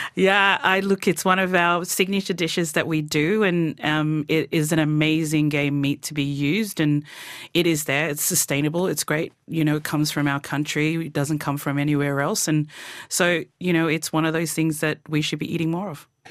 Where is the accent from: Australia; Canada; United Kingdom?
Australia; Torres Strait, Queensland; moved away; growing up in the Torres Strait is just amazing to be able to live on a tropical island.